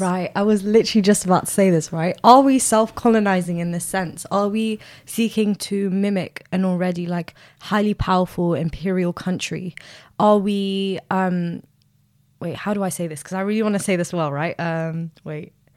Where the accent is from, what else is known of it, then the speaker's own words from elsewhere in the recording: Sudan; now in United Kingdom; I'm from Sudan